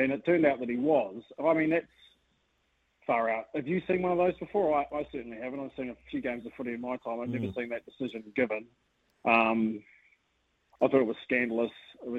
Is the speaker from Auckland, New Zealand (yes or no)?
no; Tauranga, Bay of Plenty, New Zealand; moved away; also born or lived in Hawke's Bay; I was born in Tauranga.